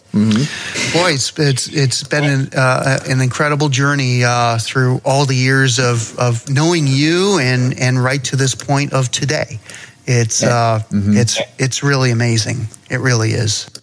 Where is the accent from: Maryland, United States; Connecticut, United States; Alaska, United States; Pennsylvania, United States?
Connecticut, United States; I'm I'm from Connecticut